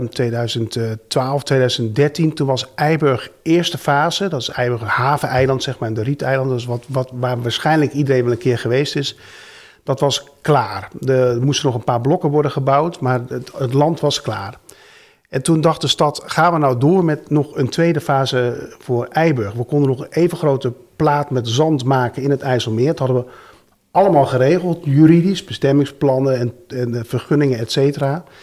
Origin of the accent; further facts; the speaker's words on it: Netherlands; Dat kunnen we wel als Nederlanders, land maken.